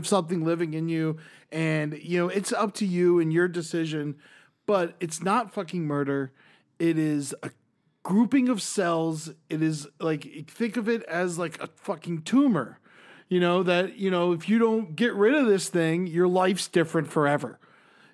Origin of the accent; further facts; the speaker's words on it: Florida, United States; I grew up in Florida